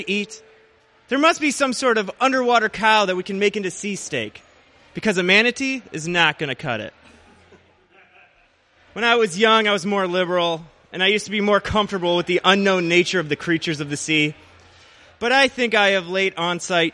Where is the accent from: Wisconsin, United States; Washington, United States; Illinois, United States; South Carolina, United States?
Illinois, United States; Joliet; also born or lived in Chicago; I was born in Joliet, Illinois. It's a suburb/garbage dump, about 45 minutes outside of the city. And I've spent about the past 6 years living in Chicago